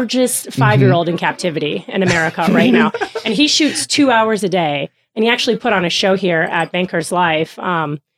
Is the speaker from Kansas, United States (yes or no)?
yes; Kansas, United States; moved away; also born or lived in Bradenton, Florida; I'm originally from Kansas